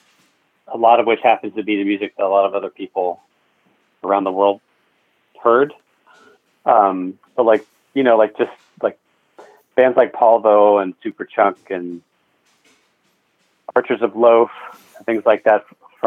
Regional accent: Raleigh, North Carolina, United States; I grew up in Raleigh

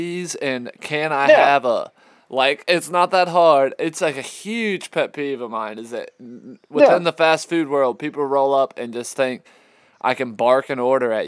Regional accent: Georgetown, South Carolina, United States; my hometown, which is Georgetown

